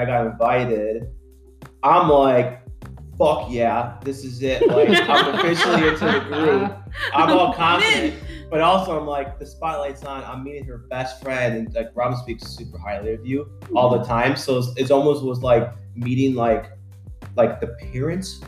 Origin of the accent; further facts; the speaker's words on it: Illinois, United States; now in Arizona, United States; I'm from Illinois, right? So I have still have my Illinois driver's license